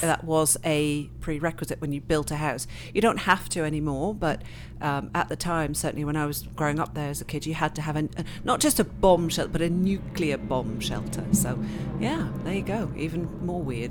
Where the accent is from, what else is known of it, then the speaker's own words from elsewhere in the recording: Switzerland; accent: very English; moved away as an adult; also born or lived in England; now in Canada; I grew up in, born in England, grew up in Switzerland